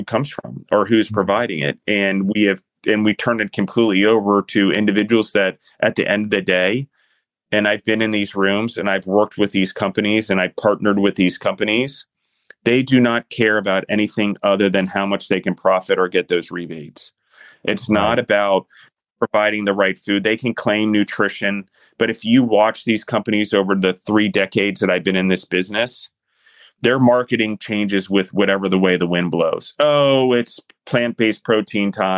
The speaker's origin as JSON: {"language": "English", "country": "United States", "said": "as the United States, we're free-minded."}